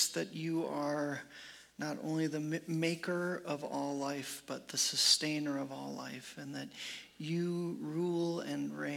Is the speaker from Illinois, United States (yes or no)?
yes; Chicago, Illinois, United States; moved away; I am from Chicago, was born and raised in the suburbs of Chicago